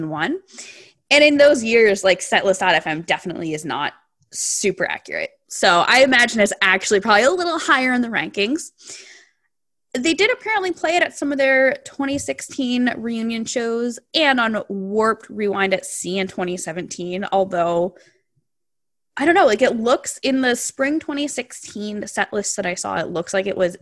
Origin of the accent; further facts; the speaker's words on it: New Jersey, United States; moved away as an adult; I grew up in New Jersey and lived in New Jersey until recently.